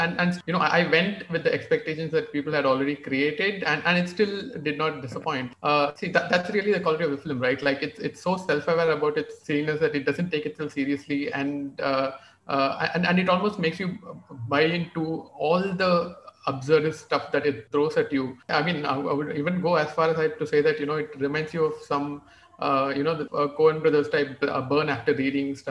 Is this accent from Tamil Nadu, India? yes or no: yes; Tamil Nadu, India; So Ananta and I, we are both from Tamil Nadu.